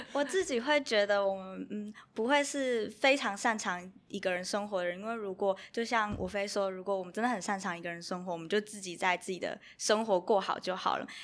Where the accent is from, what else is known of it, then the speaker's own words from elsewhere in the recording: Kaohsiung, Taiwan; now in Taipei, Taiwan; 因为我是高雄人，然后我从高雄来台北之后